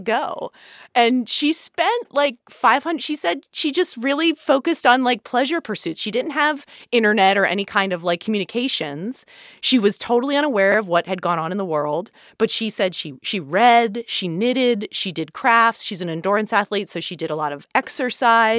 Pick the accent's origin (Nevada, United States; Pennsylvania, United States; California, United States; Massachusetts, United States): Pennsylvania, United States; Philadelphia area; a native Pennsylvanian, we're, uh, you know, I grew up in the Philadelphia area